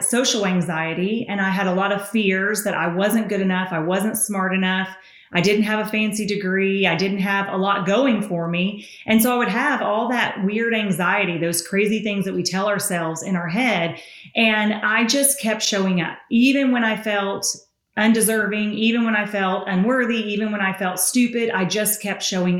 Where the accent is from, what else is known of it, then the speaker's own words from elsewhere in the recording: Tennessee, United States; accent: Southern; So I'm from Tennessee.